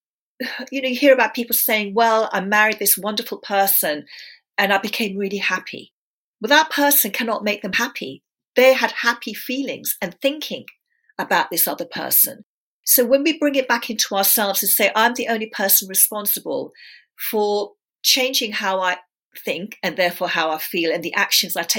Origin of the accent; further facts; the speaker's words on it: London, United Kingdom; also born or lived in India / England; They came over to England in the early 60s. I was born in London. And then they sent me back to India to live with my extended family, my mum's extended family. And my mum and dad and my brother and sister stayed in England. And then I came back into the family when I was five